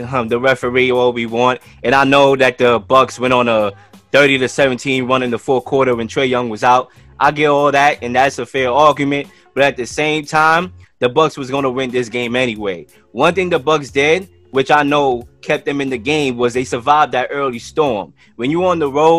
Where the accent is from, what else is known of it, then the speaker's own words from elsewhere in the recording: New York City, New York, United States; the city I live in is beautiful, Brooklyn